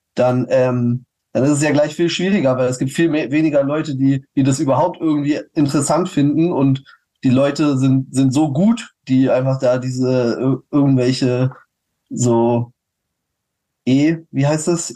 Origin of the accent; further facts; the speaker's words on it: Berlin, Germany; auch als Berliner